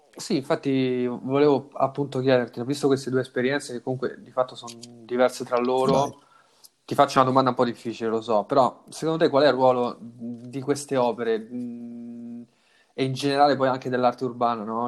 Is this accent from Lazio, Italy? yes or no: yes; Rome, Lazio, Italy; moved away; io sono nato a Roma, cresciuto a Roma